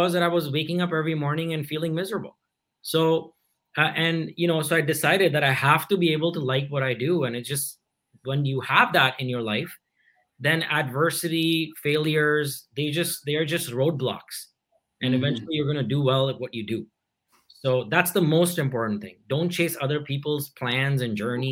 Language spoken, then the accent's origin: English; India; I grew up in India